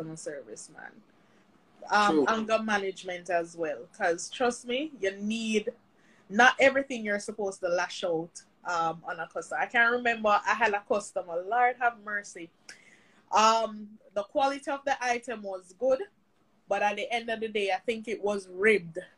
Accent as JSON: {"language": "English", "town": "Mandeville", "region": "Manchester Parish", "country": "Jamaica", "moved": "yes", "lives_now": "St. Catherine, Jamaica", "said": "I'm from Mandeville"}